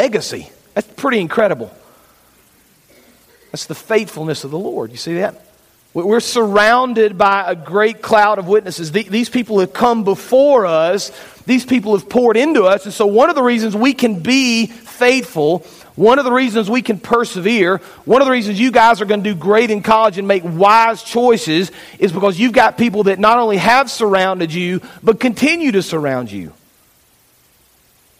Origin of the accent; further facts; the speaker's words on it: Fayetteville, United States; I grew up in Fayetteville, Flat Creek Baptist Church